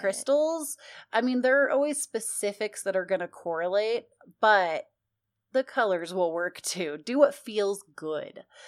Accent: United States; I'm so American it hurts sometimes

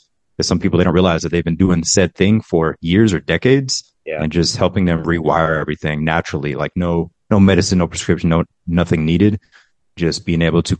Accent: Fort Stewart, Georgia, United States; born there; also born or lived in Germany; No, I was born in Fort Stewart, Georgia. There's an army base in Georgia. I want to say it's 45 minutes from Savannah. So I was born there. And then we moved to Germany, to a lot of the bases in Germany, because my mother's German and my dad was army as well.

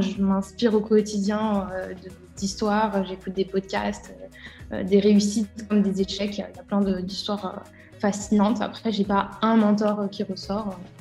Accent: Bourg-en-Bresse, Auvergne-Rhône-Alpes, France; moved away as an adult; also born or lived in Lyon, France; now in Dubai, United Arab Emirates; à la base, je suis de l'Ain, euh, de Bourg-en-Bresse, et je suis allée sur Lyon pour faire mes études

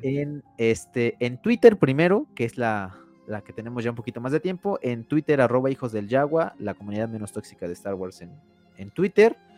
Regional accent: Mexico; Soy soy mexicano

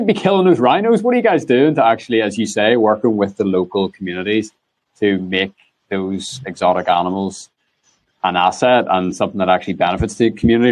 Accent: Lisburn, Northern Ireland, United Kingdom; born or raised there

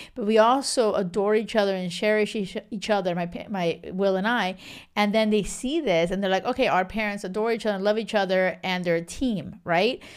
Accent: Miami, Florida, United States; moved away; also born or lived in a small island off the west coast of Africa; I'm from Miami

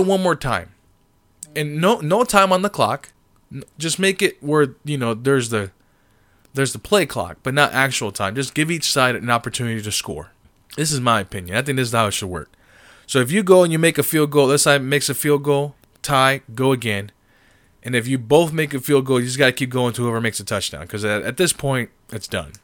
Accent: Springfield, Massachusetts, United States; I was born in Springfield, Massachusetts

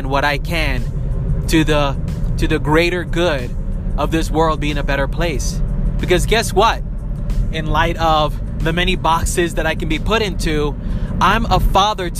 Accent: New York City, New York, United States; I was born and raised in New York City.

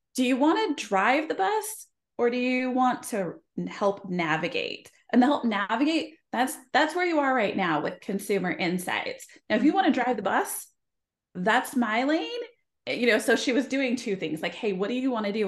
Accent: Idaho, United States; I grew up in Idaho

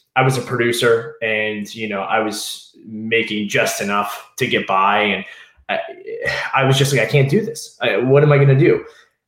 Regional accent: Southeast Virginia, United States; moved away as an adult; also born or lived in Washington, D.C.; I was from Southeast Virginia.

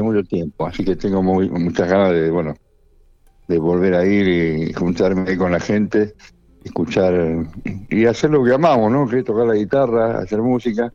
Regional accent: Monte Grande, Buenos Aires Province, Argentina; de donde yo vengo, en Monte Grande, se escuchaba todo tipo de música

